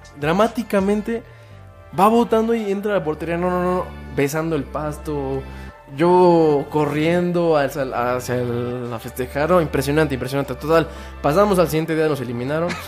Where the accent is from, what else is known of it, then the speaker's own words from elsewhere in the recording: Mexico; como pueblo mexicano